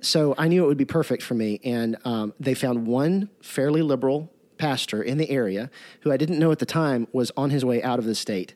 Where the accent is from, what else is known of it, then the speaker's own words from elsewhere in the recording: Jackson, Mississippi, United States; I'm from Jackson, Mississippi